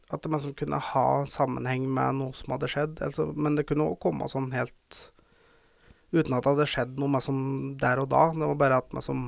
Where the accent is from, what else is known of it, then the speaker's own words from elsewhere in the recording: Verdal, Trøndelag, Norway; jeg føler jeg må ta det på dialekt. For jeg er fra Verdalen